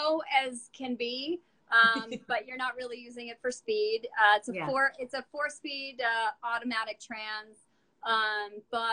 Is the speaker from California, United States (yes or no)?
yes; Burbank, California, United States; I grew up in Burbank, for part of the time